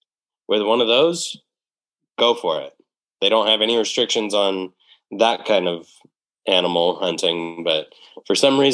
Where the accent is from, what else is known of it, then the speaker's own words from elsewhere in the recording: Finley, Washington, United States; grew up in Finley.